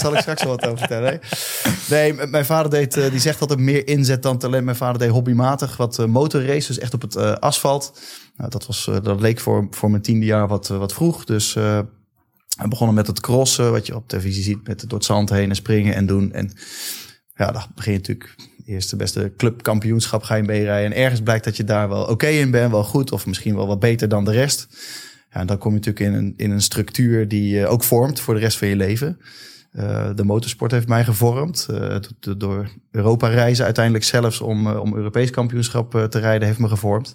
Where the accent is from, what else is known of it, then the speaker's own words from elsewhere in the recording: Leusden, Utrecht, Netherlands; ik heb een mooie jeugd gehad, geboren in Leusden